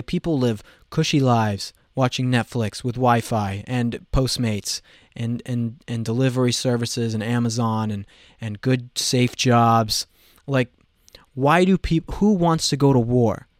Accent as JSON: {"language": "English", "region": "Colorado", "country": "United States", "said": "I have been mocked for my accent, okay? I'm from Colorado"}